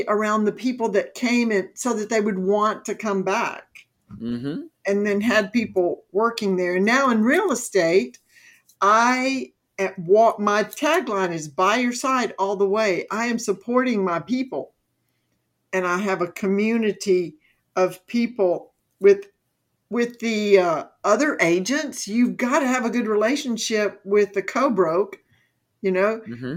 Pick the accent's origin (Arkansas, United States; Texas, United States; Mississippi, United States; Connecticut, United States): Mississippi, United States; moved away as an adult; also born or lived in Alabama / Georgia / Florida; now in North Carolina, United States; I was born and raised in Mississippi